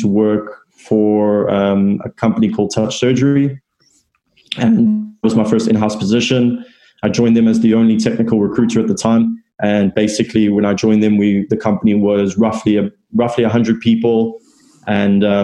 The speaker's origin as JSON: {"language": "English", "country": "South Africa", "moved": "as an adult", "lives_now": "London, United Kingdom", "said": "I'm originally from South Africa, and I moved over to London roughly 4 years ago."}